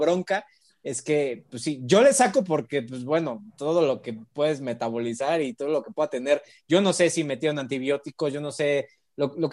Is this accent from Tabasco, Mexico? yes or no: no; Mexico City, Mexico